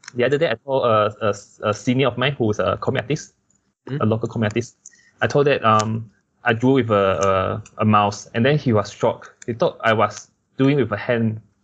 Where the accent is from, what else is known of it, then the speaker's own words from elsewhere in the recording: Kuching, Sarawak, Malaysia; moved away; also born or lived in Malacca; for me I'm from Kuching